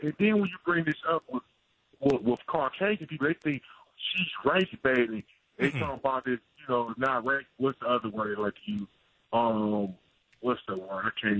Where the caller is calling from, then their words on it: Detroit, Michigan, United States; I'm calling from Detroit.